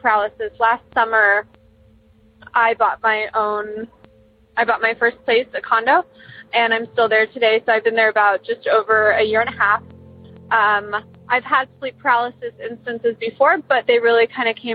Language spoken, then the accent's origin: English; Columbus, Ohio, United States; I'm from Columbus, Ohio